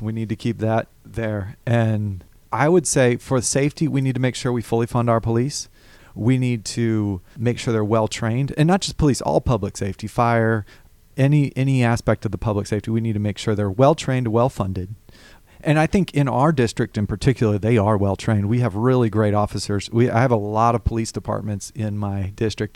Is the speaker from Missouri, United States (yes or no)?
no; Alabama, United States; moved away as an adult; now in Georgia, United States; I grew up in Alabama